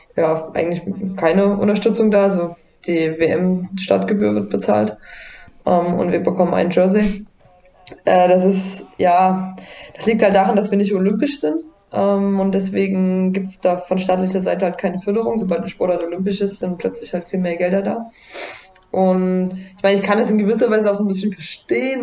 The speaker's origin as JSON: {"language": "German", "country": "Germany", "said": "bei uns in Deutschland"}